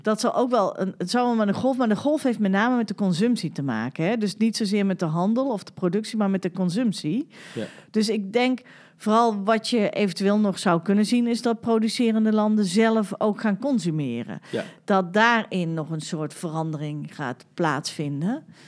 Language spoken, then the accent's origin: Dutch; Utrecht, Netherlands; wij komen uit Utrecht